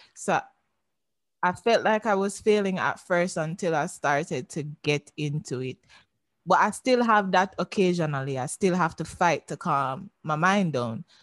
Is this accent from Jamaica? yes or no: yes; Jamaica; I'm Jamaican